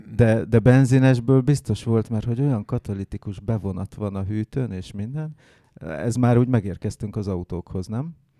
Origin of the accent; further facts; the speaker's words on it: Hungary; én bár vidéki gyerek vagyok